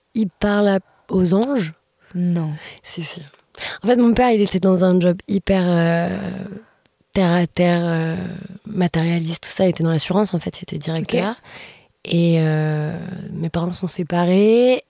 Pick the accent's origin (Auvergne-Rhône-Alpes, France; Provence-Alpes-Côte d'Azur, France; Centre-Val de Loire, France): Auvergne-Rhône-Alpes, France; Lyon; moved away as an adult; now in Paris, France; je suis lyonnaise